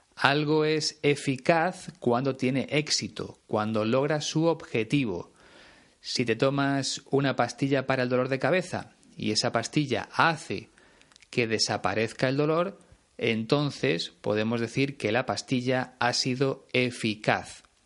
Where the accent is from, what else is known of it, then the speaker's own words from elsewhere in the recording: Spain; en mi país hay mucho más que playas